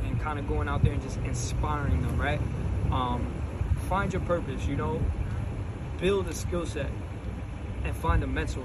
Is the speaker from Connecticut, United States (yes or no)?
yes; Connecticut, United States; also born or lived in Bronx, New York; I grew up in Connecticut